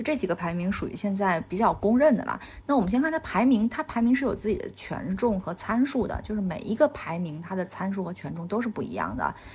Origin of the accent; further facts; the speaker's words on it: China; 所以我们国人就我们中国人身上体现的尤其明显